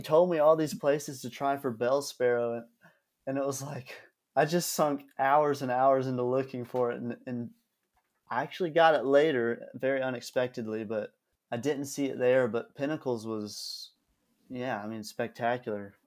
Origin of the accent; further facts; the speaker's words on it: Georgia, United States; I'm from Georgia